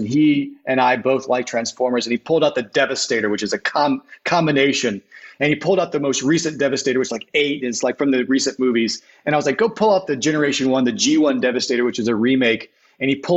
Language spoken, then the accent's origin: English; Alabama, United States; also born or lived in Los Angeles; now in New Orleans, United States; I grew up in the Episcopal Church in Alabama